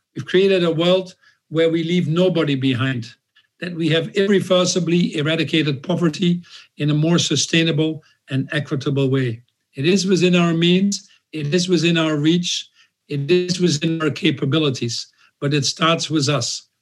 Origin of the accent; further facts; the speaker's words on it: Netherlands; I was born in the Netherlands a little bit 10 years after World War II.